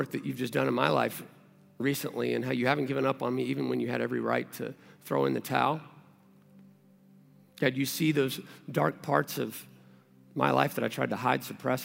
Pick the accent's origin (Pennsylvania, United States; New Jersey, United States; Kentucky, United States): Kentucky, United States; moved away; also born or lived in Texas; I moved here from Texas and I'm originally from Kentucky.